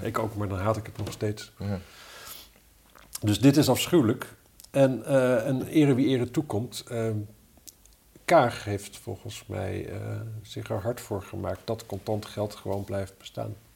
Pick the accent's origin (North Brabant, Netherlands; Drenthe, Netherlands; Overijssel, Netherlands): Drenthe, Netherlands; Wapserveen; now in Amsterdam, Netherlands; Ik kom, ik kom uit Wapser Veen oorspronkelijk.